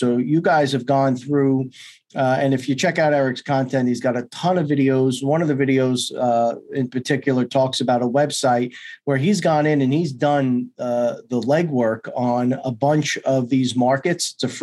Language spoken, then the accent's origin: English; New York, United States; I'm from New York